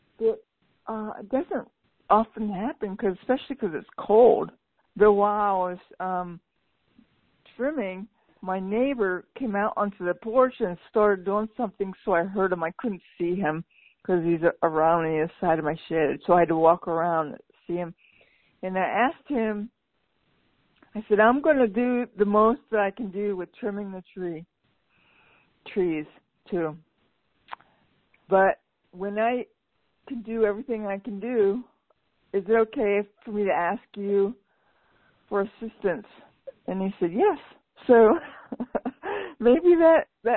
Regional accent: Pennsylvania, United States; moved away; I was raised in Pennsylvania.

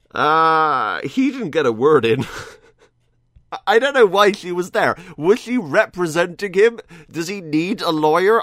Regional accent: United Kingdom; I'm British.

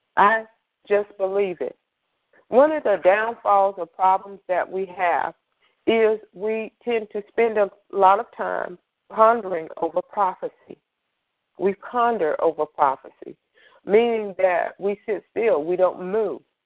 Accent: Greensboro, North Carolina, United States; I am from Greensboro, North Carolina

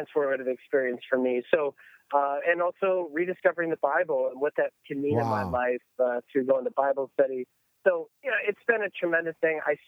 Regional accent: Buffalo, New York, United States; moved away; as a kid growing up in Buffalo, New York

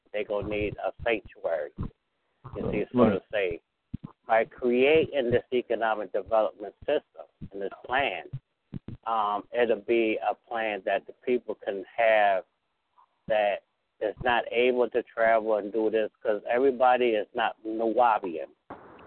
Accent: Utica, New York, United States; now in South Carolina, United States; I'm not originally from South Carolina. I'm from Utica, New York, outside of Syracuse

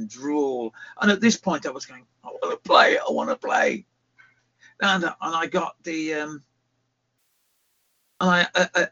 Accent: England, United Kingdom; moved away as an adult; also born or lived in Johannesburg, South Africa; now in South Africa; I'm from England.

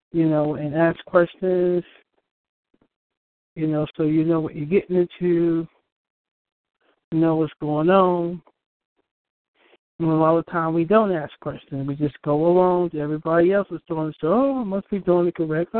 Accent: New York, United States; I'm from New York

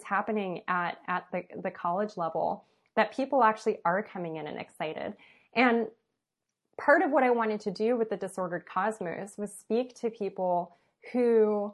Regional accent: Los Angeles, California, United States; I went to high school in West LA, even though I was born and raised in East

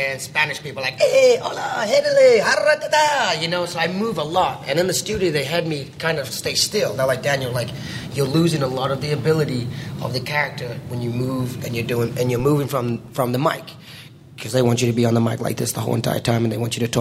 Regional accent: New Zealand; I grew up in New Zealand, so I'm a New Zealander.

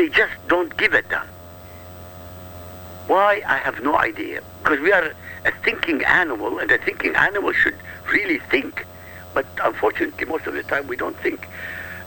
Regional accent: Iraq; I come from Iraq, I come from an Arab country. This is my heritage.

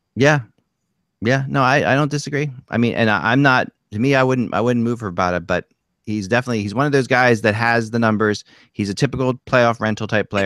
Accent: Cherry Hill, New Jersey, United States; Cherry Hill, which um, which is my hometown

